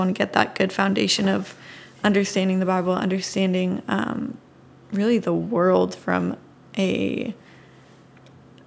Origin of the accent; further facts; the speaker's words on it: Washington, United States; now in Texas, United States; I grew up in Washington and I came to Texas